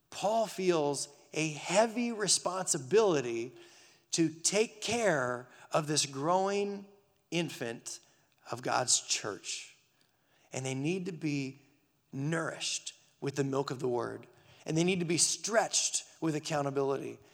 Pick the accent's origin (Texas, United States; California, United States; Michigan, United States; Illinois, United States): California, United States; Burbank; moved away; my parents took me a trip back to my hometown, Burbank, California